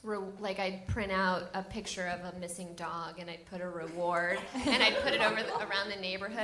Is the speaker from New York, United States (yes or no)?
yes; Buffalo, New York, United States; Here in Buffalo, New York.